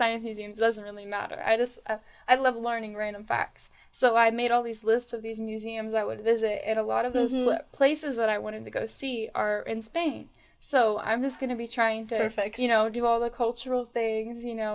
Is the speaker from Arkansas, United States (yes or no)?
no; Northern Virginia, United States; growing up in Northern Virginia